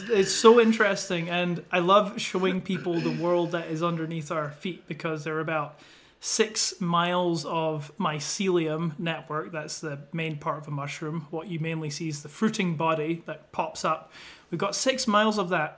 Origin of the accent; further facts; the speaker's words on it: Scotland, United Kingdom; moved away as an adult; now in United States; I am originally from Scotland, and I've been over in the US for, I think, about 4 years now